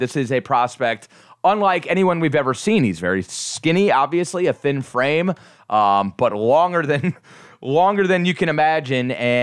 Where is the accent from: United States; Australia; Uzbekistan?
United States; Cleveland, Ohio; now in Orlando, United States; I'm a Cleveland native who's been in Florida now for a long time